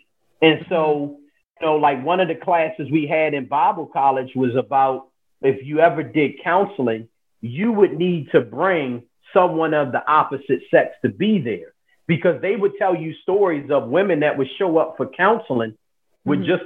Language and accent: English; Baltimore, Maryland, United States; I'm born and raised in Baltimore, Maryland.